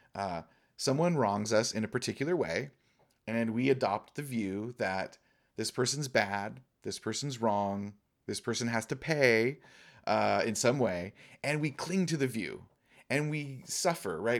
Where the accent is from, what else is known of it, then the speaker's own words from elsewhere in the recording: Laguna Beach, California, United States; now in Pacific Northwest, United States; I was born and raised in Orange County, and I was born and raised in Laguna, down by the coast